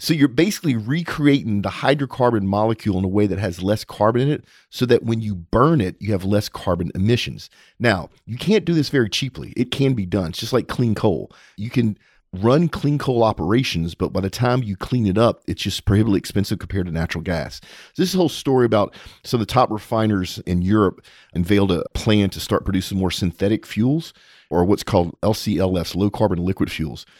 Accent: Texas, United States; as a Texan

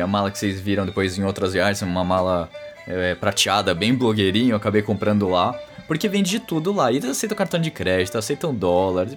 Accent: Brazil; sou do Brasil

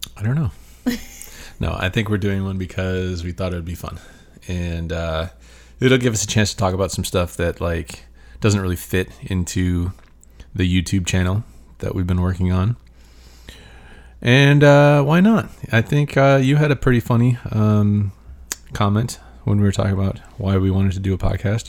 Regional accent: Michigan, United States; moved away as an adult; now in Las Vegas, United States; I'm from Michigan.

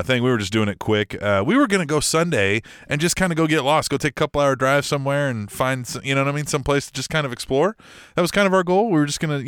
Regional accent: Midwest, United States; us Midwestern boys

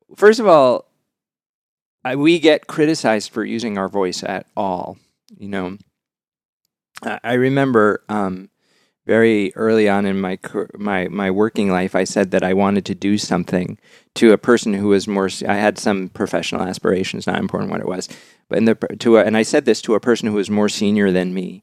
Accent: Westport, Massachusetts, United States; I come from the town of Westport, Massachusetts

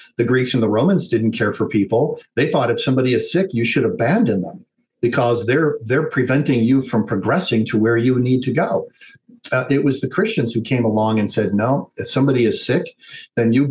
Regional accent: United States; as an American

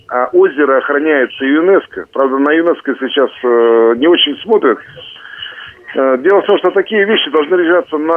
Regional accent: Irkutsk, Irkutsk Oblast, Russia; Я старый байкальский рыбак, должен представиться как иркутянин и как старый байкальский рыбак.

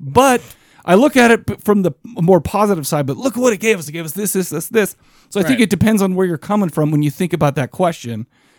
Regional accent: Farmington, Utah, United States; I grew up in Farmington, Utah. I know what it's like to grow up in a rough area

